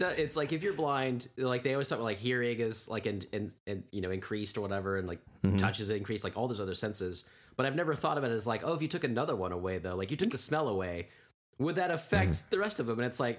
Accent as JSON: {"language": "English", "town": "Tulsa", "region": "Oklahoma", "country": "United States", "tie": "born or raised there", "said": "In growing up in Tulsa"}